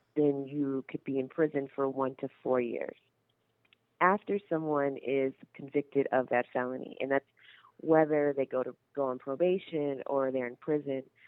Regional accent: Carson, California, United States; I grew up in Carson, California

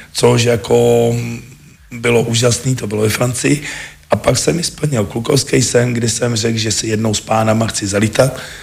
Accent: South Bohemian Region, Czechia; also born or lived in Český Krumlov; Jako u nás v Jižních Čechách těch leteckých dní moc nebejvá

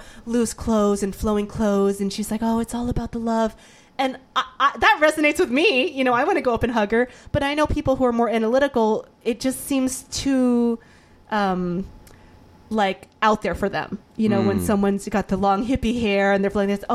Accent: the South, United States; I grew up in the South

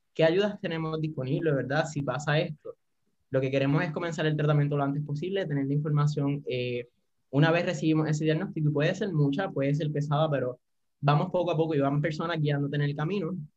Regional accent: Puerto Rico; soy de Puerto Rico

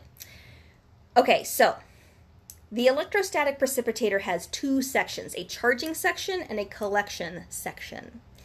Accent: Southwest Ohio, United States; Dayton, Ohio. Shout out to our hometown.

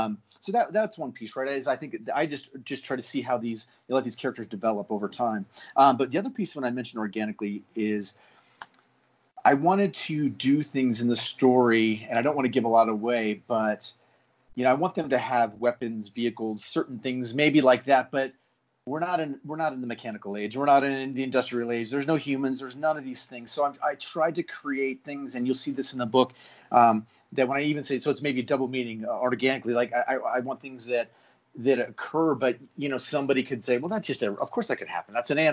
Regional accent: Honolulu, Hawaii, United States; born there; So Hanu is literally, so I was born in Hawaii. I was born in Honolulu. The time my dad was in the Navy, and we moved around a lot.

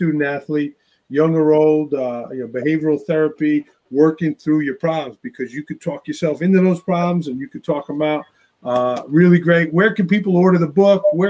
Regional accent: New York City, New York, United States; accent: Staten Island; my Staten Island accent

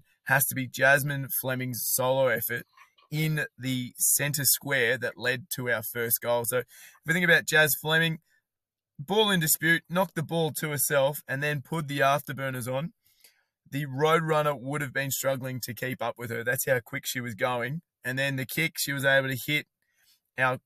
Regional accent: Sydney, New South Wales, Australia; now in Melbourne, Australia; A former Sydney boy.

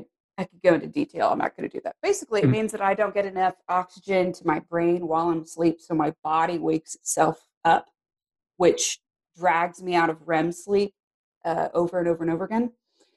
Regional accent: Arizona, United States; born there; now in Texas, United States; I'm actually not originally from Texas. I was born in Arizona.

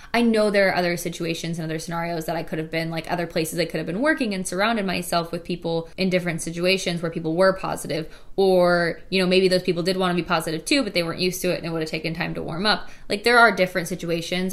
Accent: Illinois, United States; moved away as an adult; also born or lived in Wisconsin / Chicago / Boulder; I'm originally from Illinois, so I really stuck around that area.

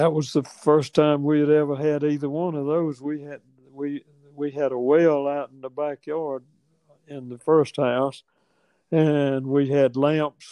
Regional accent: Attapulgus, Georgia, United States; I was born in Attapulgus

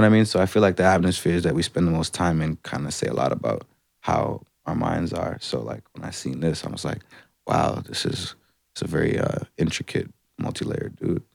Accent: Atlanta, Georgia, United States; now in Canada; I'm from Atlanta

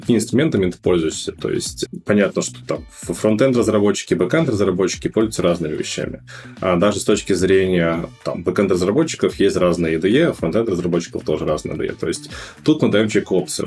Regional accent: Russia; moved away as an adult; also born or lived in Moscow; now in New York, United States; мы были фаундеры с русскоязычными корнями, мы были все из России

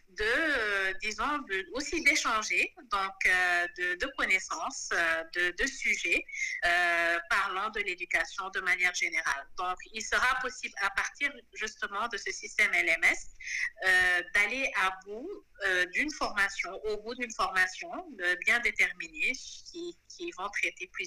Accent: Senegal; also born or lived in Côte d'Ivoire / Cameroon; je suis une Sénégalaise de, de, 33 ans

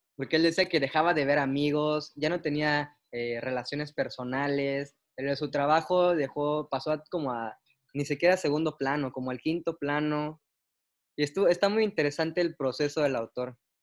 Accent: Tapachula, Chiapas, Mexico; now in Mérida, Mexico; Yo soy de Tapachula, pero ando viviendo en Mérida

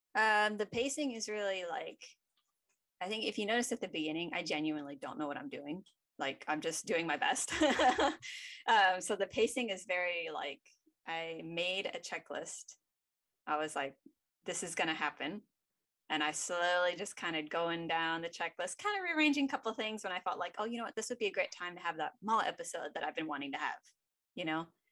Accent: United States; I'm an American girl

